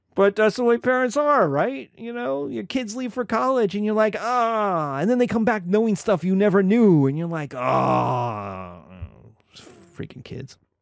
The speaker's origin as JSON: {"language": "English", "country": "United States", "said": "I'm American, I'm a Christian"}